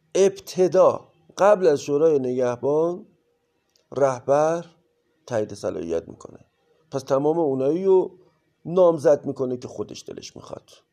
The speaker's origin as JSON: {"language": "Persian", "country": "Iran", "tie": "born or raised there", "said": "ما در کشوری سرزمینی به نام ایران به دنیا اومدیم"}